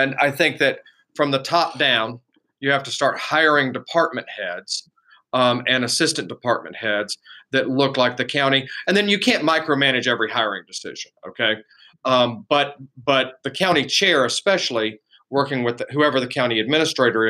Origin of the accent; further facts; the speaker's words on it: South Gwinnett, Georgia, United States; also born or lived in Decatur, Georgia; I was born here, I was born in Decatur, actually, and raised in South Gwinnett